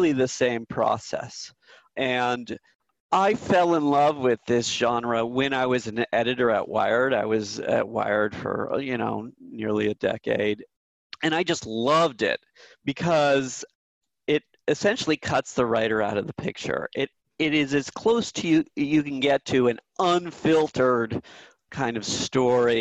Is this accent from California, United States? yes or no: yes; Silicon Valley, California, United States; I grew up in Silicon Valley